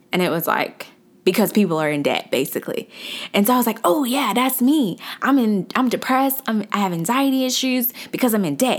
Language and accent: English; Atlanta, Georgia, United States; I'm from Atlanta. I'm from the south side of Atlanta, actually